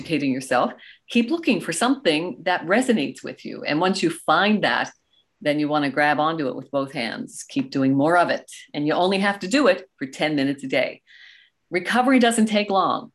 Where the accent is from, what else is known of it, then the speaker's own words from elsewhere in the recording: Canada; also born or lived in Goderich, Ontario; I am Canadian and I live in beautiful, the Canada's prettiest town, Goderich, Ontario